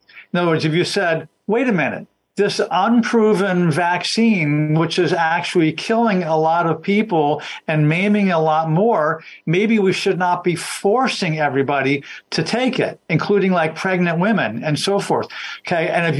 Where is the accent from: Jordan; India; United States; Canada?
United States; Washington, District of Columbia; By the way, I grew up in Washington, D.C., was down there all the time.